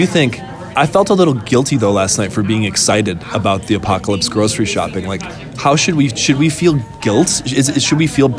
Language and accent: English; Wisconsin, United States; So I grew up in Wisconsin in an area where there were tornadoes.